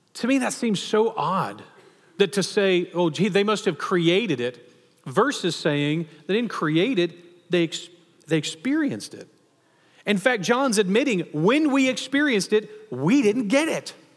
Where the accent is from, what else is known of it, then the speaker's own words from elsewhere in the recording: Texas, United States; especially as a Texan